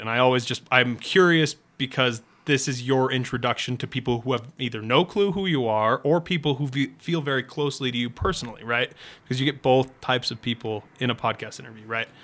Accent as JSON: {"language": "English", "region": "New England", "country": "United States", "said": "I'm from New England"}